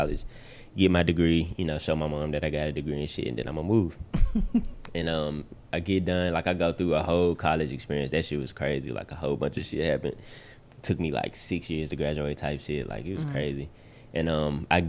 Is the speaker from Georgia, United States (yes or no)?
no; Memphis, Tennessee, United States; I grew up here in Memphis, grew up in Frazier, spent my summers in Westwood.